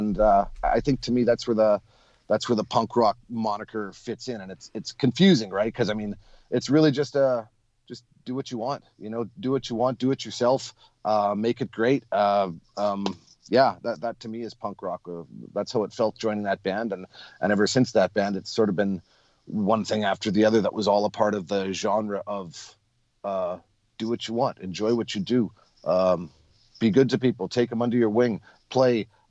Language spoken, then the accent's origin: English; Winnipeg, Manitoba, Canada; When I grew up in Winnipeg, I played with a pipe band called the Sterling Pipe Band